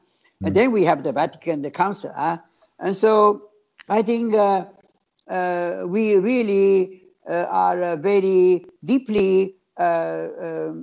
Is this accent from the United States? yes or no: no; Shanghai, China; also born or lived in Italy; now in Hong Kong; I grew up in Shanghai, but then I joined the Salesians, and we enjoyed peace in Hong Kong